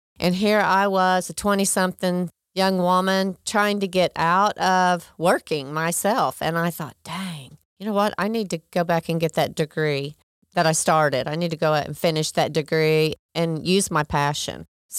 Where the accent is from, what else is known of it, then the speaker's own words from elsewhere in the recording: Oklahoma, United States; I was born and raised in Oklahoma. I'm Sooner born and Sooner bred.